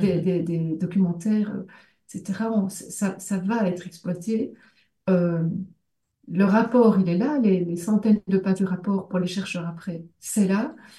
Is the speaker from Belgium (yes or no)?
yes; Belgium; moi euh, comme belge